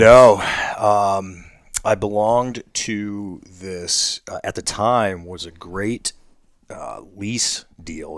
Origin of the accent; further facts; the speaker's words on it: Ohio, United States; my home state